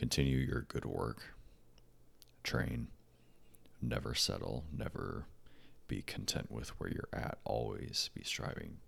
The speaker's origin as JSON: {"language": "English", "country": "United States", "said": "As an American"}